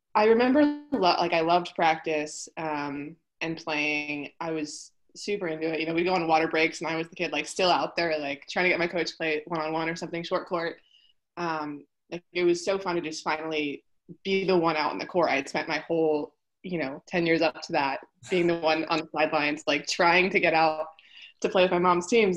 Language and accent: English; Poway, California, United States; also born or lived in Houston, Texas; i'm from poway um, I was born here in San Diego, but we actually moved to Texas